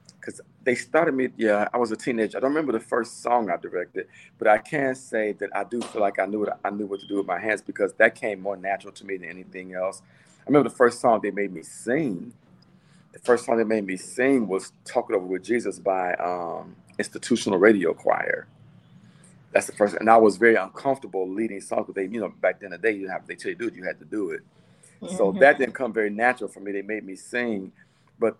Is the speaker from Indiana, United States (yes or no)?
yes; Gary, Indiana, United States; now in Minneapolis, United States; My hometown is Gary, Indiana, born and raised, and I now reside in the Minneapolis, Minnesota area